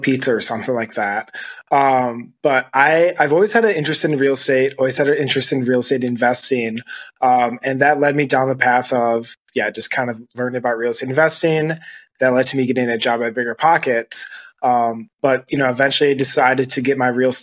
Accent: Lansing, Michigan, United States; moved away as an adult; also born or lived in Denver, Colorado; now in Grand Rapids, United States; I'm originally from Lansing, Michigan.

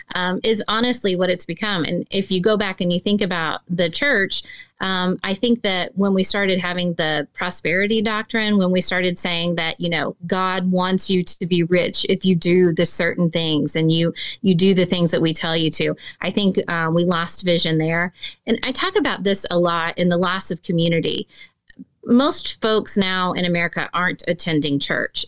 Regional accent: Arkansas, United States; I'm from Arkansas

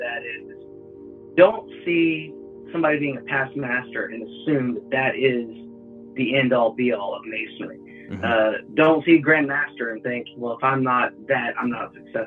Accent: Lubbock, Texas, United States; my hometown, Lubbock, in that area.

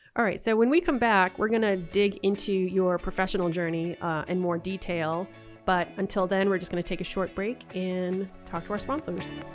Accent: Boston, Massachusetts, United States; moved away; I'm originally from Boston

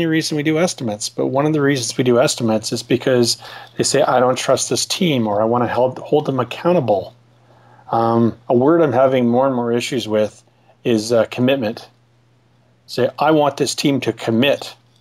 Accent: Ottawa, Ontario, Canada; I'm from Ottawa in Canada

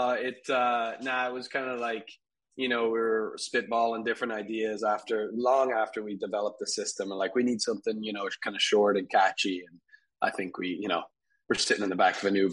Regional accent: Albuquerque, New Mexico, United States; also born or lived in Dublin, Ireland; so I'm Irish originally. I was born in, in Dublin, and uh, my we moved over here with my family uh, when I was a kid. We moved to Albuquerque, New Mexico

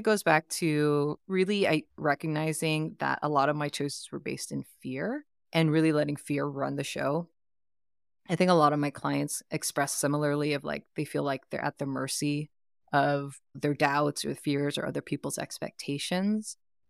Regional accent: Oakland, California, United States; also born or lived in Philippines; I grew up in the East Bay.

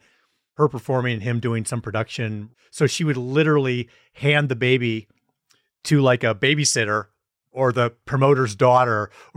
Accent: Wisconsin, United States; We're from Wisconsin.

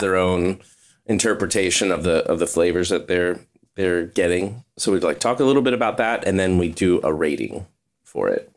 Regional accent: Kentucky, United States; I was born in Kentucky.

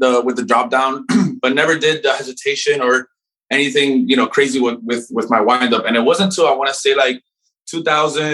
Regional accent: Miami, Florida, United States; I grew up in Miami

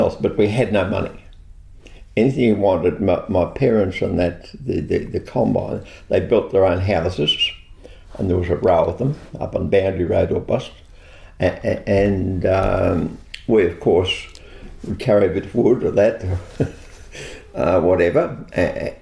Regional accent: Gippsland, Victoria, Australia; I grew up on the Snow River, that real Banjo Patterson attitude

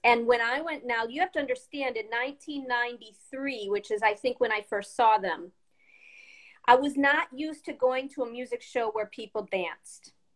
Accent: Chesterton, Indiana, United States; moved away as an adult; also born or lived in Peoria, Illinois / Chicago, Illinois; I was born in Chesterton, Indiana, the same town I live

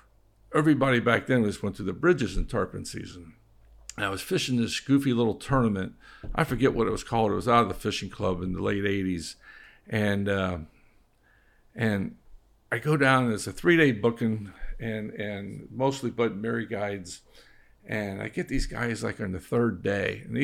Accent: Ocean Reef, Florida, United States; I grew up here, so I grew up in Ocean Reef. I knew all that shit up there.

